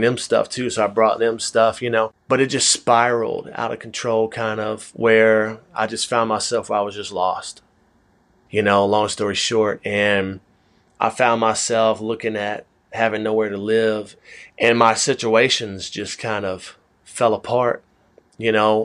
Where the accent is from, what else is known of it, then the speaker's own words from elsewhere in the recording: Atlanta, Georgia, United States; I am from Atlanta.